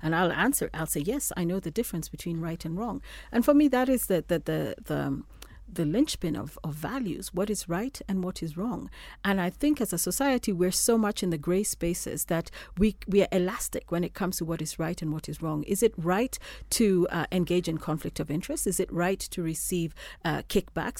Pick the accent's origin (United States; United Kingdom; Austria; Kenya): Kenya; I'm a Kenyan.